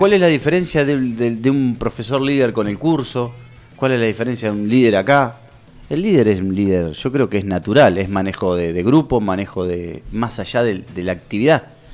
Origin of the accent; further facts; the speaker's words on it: Nueve de Julio, Buenos Aires Province, Argentina; yo soy de 9 de julio. Yo soy de 9 de julio. Y quiero lo mejor para mi ciudad